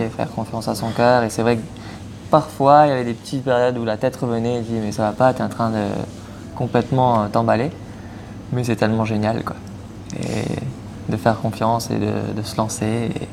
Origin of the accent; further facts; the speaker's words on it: Mauritius; moved away as an adult; also born or lived in Poitiers / La Rochelle; je viens de l'île Maurice